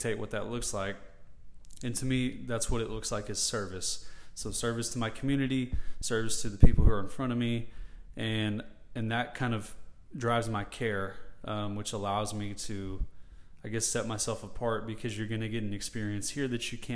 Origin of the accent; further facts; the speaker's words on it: Murfreesboro, Tennessee, United States; I grew up in Murfreesboro, so it has a special place in my heart. It's been my community for my 30 years